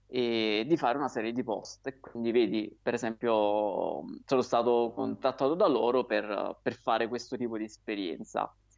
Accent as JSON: {"language": "Italian", "town": "Naples", "region": "Campania", "country": "Italy", "tie": "born or raised there", "lives_now": "Aversa, Italy", "said": "io sono di Napoli. Sono nato a Napoli, ho abitato lì"}